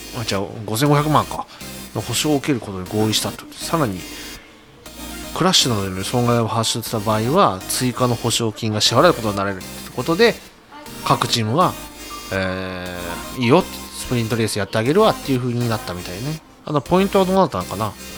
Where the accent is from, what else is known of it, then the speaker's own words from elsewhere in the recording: Tokai, Aichi, Japan; 東海市民だからさ。